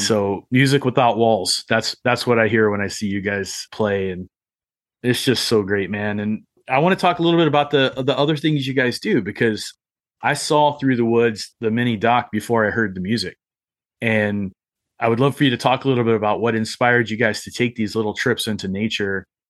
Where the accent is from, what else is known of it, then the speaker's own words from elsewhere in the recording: Appalachia, United States; also born or lived in Arizona; I grew up in Appalachia